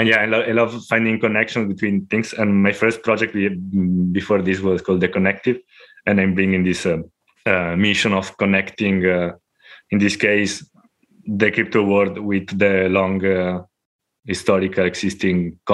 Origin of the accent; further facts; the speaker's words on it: Italy; now in Spain; from Italy. Now living in Spain, and since many years